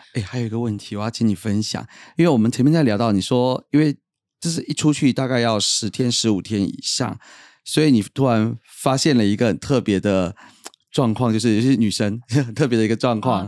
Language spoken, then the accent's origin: Chinese; Taiwan; 我会很以我是台湾人为荣